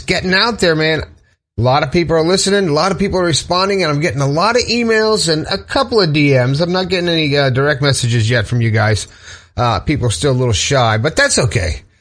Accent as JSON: {"language": "English", "town": "Fort Lauderdale", "region": "Florida", "country": "United States", "tie": "born or raised there", "said": "I grew up in Fort Lauderdale"}